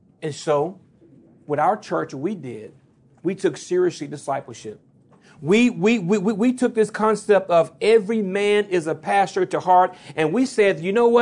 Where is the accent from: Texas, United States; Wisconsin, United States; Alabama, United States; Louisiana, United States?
Louisiana, United States; I'm from Louisiana, so I talk fast by nature